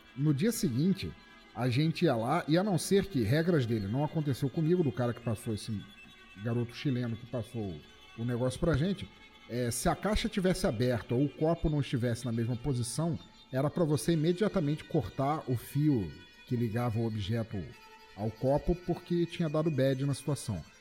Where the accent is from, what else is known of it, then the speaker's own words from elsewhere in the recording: Rio de Janeiro, Brazil; a minha infância no Rio de Janeiro a gente tinha uma luz mais estável